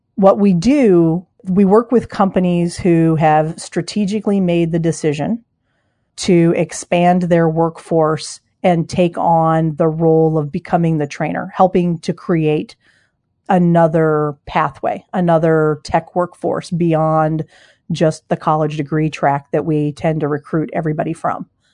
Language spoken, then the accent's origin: English; Denver, Colorado, United States; also born or lived in Ohio / Cincinnati, Ohio / East Coast; now in Seattle, United States; I'm from Denver originally, but lived on the East Coast for a lot of years